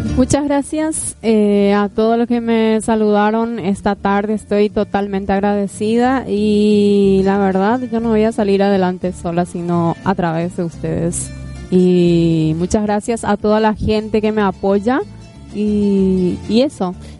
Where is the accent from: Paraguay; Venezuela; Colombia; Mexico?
Paraguay; San Estanislao, San Pedro Department; moved away; nací en San Estanislao, como les dije. Provengo de allá.